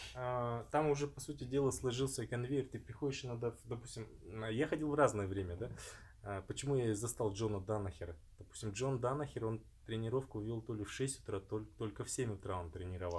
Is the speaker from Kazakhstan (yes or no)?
yes; Kazakhstan; это я из Казахстана